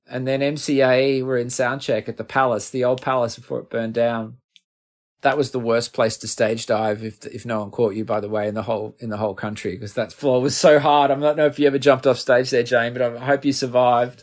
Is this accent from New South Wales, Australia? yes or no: yes; Finley, New South Wales, Australia; moved away; also born or lived in Melbourne; we're from Findlay